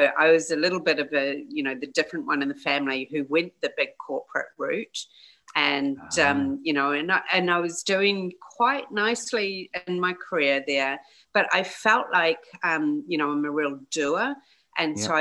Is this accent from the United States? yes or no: no; New Zealand; as a New Zealander